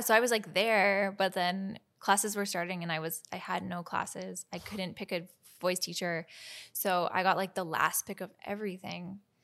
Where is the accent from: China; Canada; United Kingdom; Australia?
Canada; Victoria, British Columbia; also born or lived in Nelson, BC / Nashville, Tennessee / Boston; now in Vancouver, Canada; we moved from Nelson, BC to Victoria and I started taking lessons from like a very incredible teacher, Jen